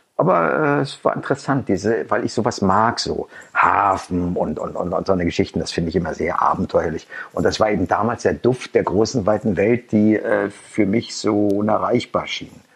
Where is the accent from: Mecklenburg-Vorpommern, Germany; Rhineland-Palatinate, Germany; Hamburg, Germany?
Mecklenburg-Vorpommern, Germany; Schwerin; also born or lived in Rostock; Schwerin ist meine Heimatstadt